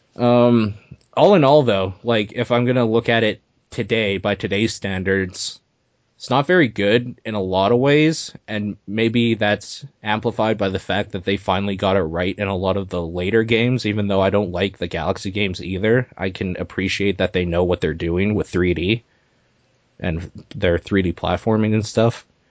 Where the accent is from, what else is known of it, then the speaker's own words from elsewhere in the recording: Canada; I am Canadian